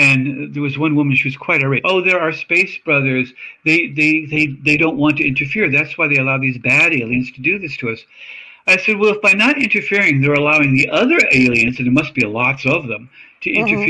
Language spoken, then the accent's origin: English; Australia; moved away; I'm from Australia. I lived there as a child.